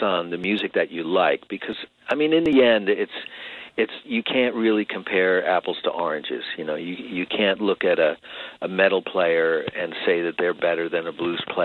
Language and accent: English; Long Island, New York, United States; moved away as an adult; now in California, United States; back when I was growing up on Long Island